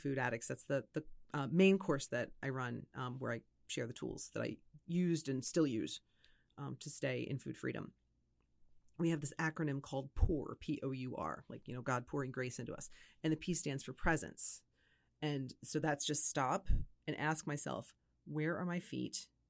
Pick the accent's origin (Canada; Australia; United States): United States; Philadelphia, Pennsylvania; because I'm originally from the Philadelphia area myself.